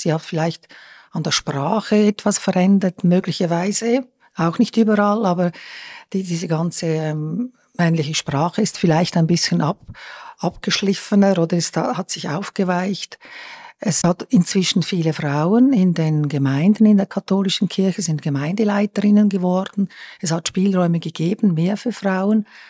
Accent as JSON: {"language": "German", "region": "Lucerne", "country": "Switzerland", "said": "jetzt auch als Luzernerin"}